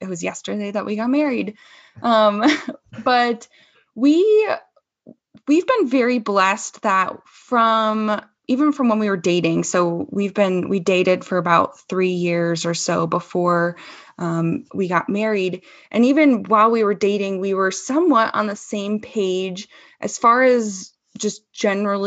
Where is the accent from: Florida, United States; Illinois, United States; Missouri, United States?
Illinois, United States; Chicago; now in Denver, United States; I'm from Chicagoland area. So I am a Midwesterner at heart still